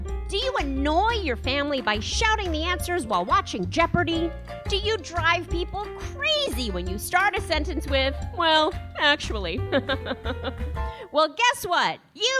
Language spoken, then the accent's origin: English; New York, United States; I'm from New York